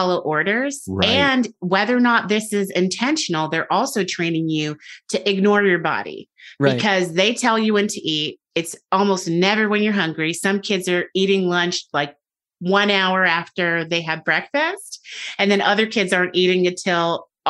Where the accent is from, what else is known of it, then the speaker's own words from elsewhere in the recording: United States; moved away; I'm American. I'm very American